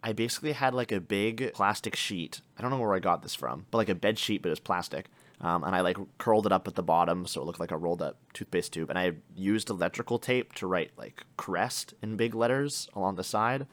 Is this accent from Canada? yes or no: yes; Canada; our experience growing up in Canada